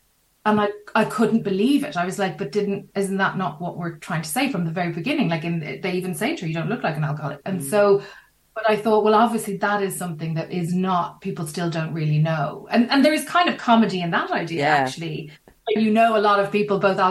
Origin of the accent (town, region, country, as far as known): Ireland